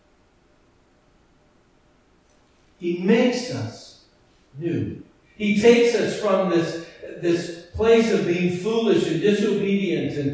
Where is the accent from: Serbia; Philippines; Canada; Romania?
Canada; Edmonton, Alberta; that church that I grew up in Edmonton.